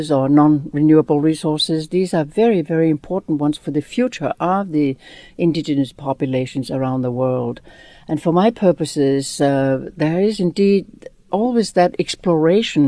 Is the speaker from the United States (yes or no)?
no; Greenland; I was born in Greenland, where my family was in a very, very teeny little town, no more than 20 houses. And like many other peoples in the north, we were relocated. So I grew up in a bigger town